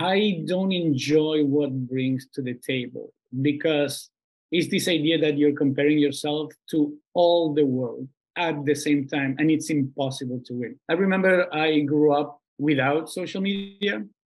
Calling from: Buenos Aires, Argentina; I'm calling in from Buenos Aires. I'm in Argentina, where it's sweltingly hot.

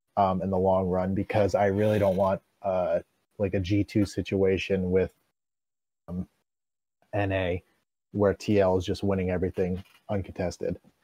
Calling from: Jersey Shore, New Jersey, United States; I'm calling from the Jersey Shore

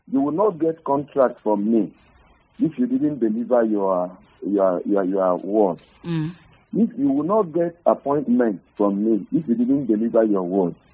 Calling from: Jos, Plateau, Nigeria; I'm calling you from Jos.

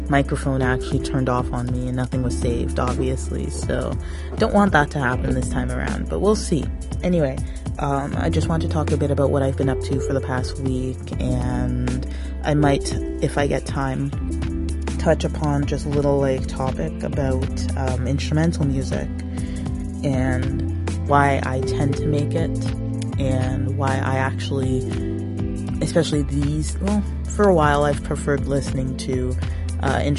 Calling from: Toronto, Ontario, Canada; I am coming from the Toronto area

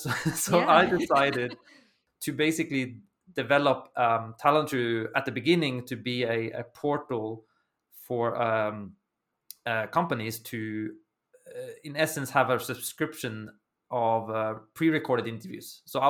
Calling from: Milan, Lombardy, Italy; I'm joining you from Italy. I'm in Milan, so northern part of Italy.

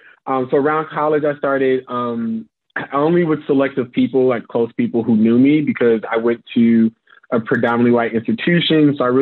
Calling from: Chicago, Illinois, United States; I'm joining you from Chicago in the unfortunate circumstance that is USA.

